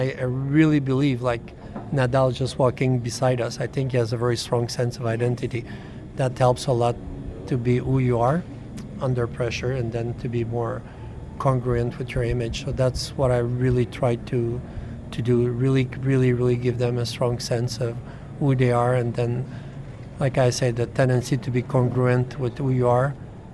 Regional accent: Canada; I'm Canadian

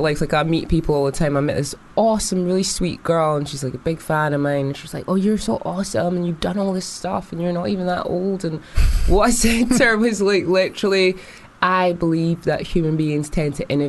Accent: Edinburgh, Scotland, United Kingdom; accent: Scottish; moved away; I actually grew up in the west side of Edinburgh.

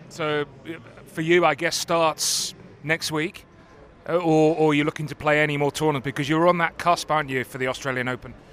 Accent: United Kingdom; being British

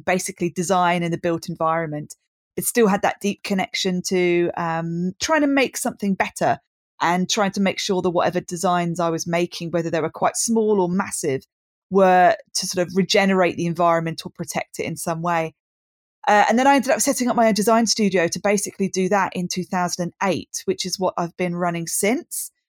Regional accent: Brighton, South East England, United Kingdom; born and bred in Brighton, which is where I still am now

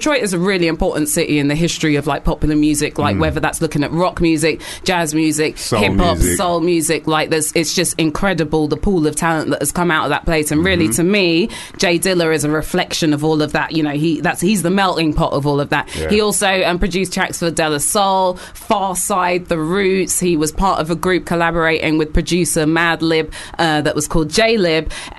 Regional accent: United Kingdom; there's just so many things that we need to vent as British people

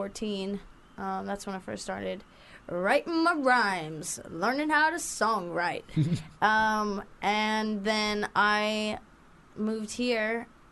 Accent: North Carolina, United States; also born or lived in Latvia; when I was 18 years old from Latvia, where I spent my high school years, which is where I'm not from. I'm from North Carolina in the United States of America.

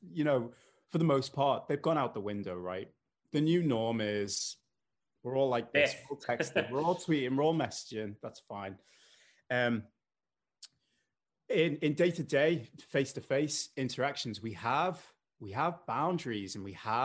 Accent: Liverpool, North West England, United Kingdom; accent: mild; And despite the accent, I know it's mild. I'm from Liverpool

